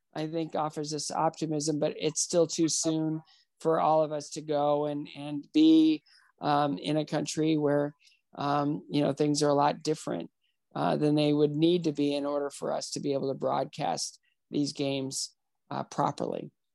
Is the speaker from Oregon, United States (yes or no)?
no; northwestern Ohio, United States; now in Nashville, United States; I was uh, fortunate to be adopted by two school teachers from northwestern Ohio